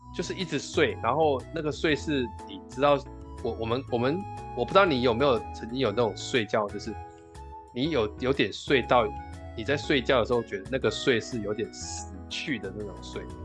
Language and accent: Chinese; Tainan, Taiwan; also born or lived in Guishan, Taoyuan; now in Taoyuan, Taiwan; 我回台南，因为我们家是吃素的，然后我们家离市场都有很远的距离，所以我们那边是比较偏僻，所以相对起来不是属于那种比较市集的地方，年味就比较淡